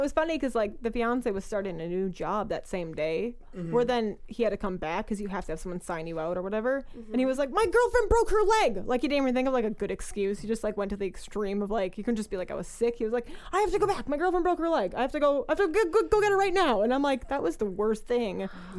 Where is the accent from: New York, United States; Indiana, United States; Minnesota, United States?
Minnesota, United States; Northern Minnesota.